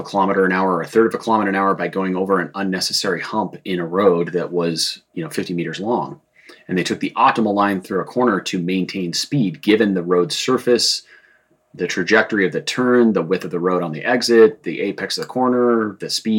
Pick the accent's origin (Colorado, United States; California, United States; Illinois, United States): Colorado, United States; Boulder; I grew up in Boulder. We had a home in the foothills above Boulder.